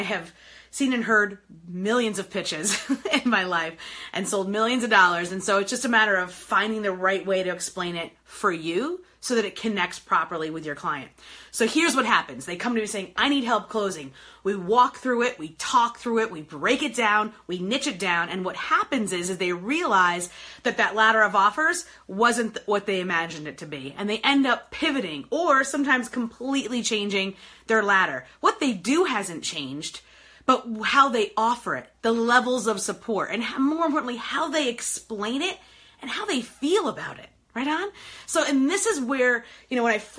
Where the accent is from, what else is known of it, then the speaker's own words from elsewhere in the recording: New York, United States; now in Detroit, United States; I am in beautiful Detroit, Michigan today, born and raised in New York, but Detroit based